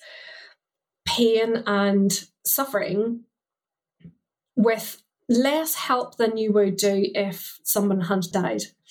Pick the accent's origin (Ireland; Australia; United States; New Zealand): Ireland; as a Catholic growing up in Ireland, I went to a convent school